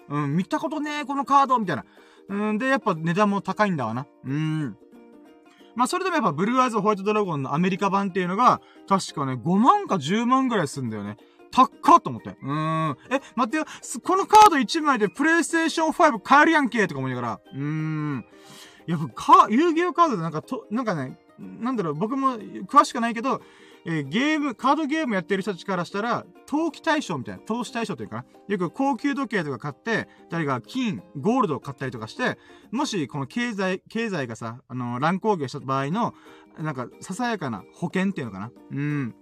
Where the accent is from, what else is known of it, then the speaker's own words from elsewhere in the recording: Okinawa, Japan; まあ僕、うちなんち沖縄出身だし、沖縄住んでっから